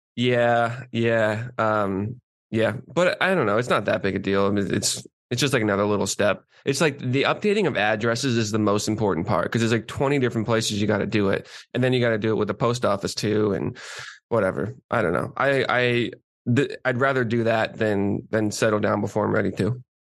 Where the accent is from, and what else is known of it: South Shore, Massachusetts, United States; born or raised there